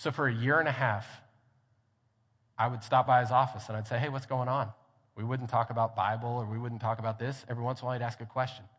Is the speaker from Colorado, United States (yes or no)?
yes; Grand Junction, Colorado, United States; also born or lived in Hobbs, New Mexico; now in Lubbock, United States; I grew up in Grand Junction, Colorado